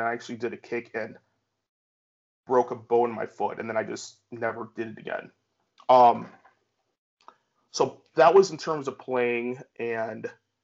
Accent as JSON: {"language": "English", "town": "Geneva", "region": "Illinois", "country": "United States", "said": "I'm actually from Geneva, an hour west of Chicago"}